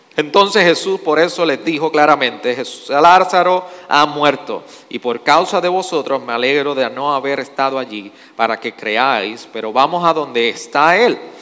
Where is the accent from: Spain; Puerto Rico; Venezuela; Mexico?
Puerto Rico; nosotros respondemos como puertorriqueños